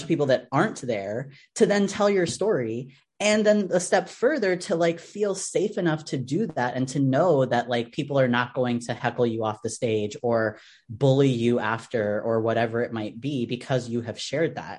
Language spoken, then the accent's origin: English; New York City, New York, United States; As a New Yorker